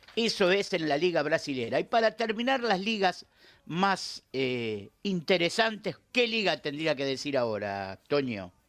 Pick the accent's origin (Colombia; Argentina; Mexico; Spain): Argentina; como argentino